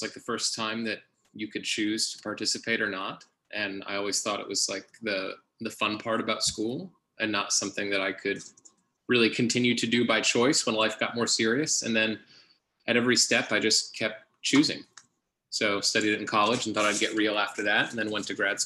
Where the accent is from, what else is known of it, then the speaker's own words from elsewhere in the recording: Dallas, Texas, United States; also born or lived in Indiana; I was from Dallas